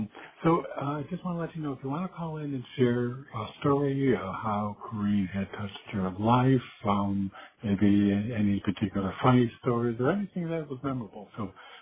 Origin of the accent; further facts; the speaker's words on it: Virginia, United States; accent: Southern; I'm from Virginia, and she was referring to my southern accent.